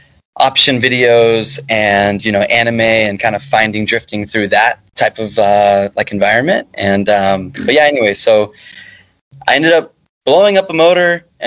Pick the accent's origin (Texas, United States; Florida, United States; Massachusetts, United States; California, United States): Texas, United States; Dallas; Dallas, Texas.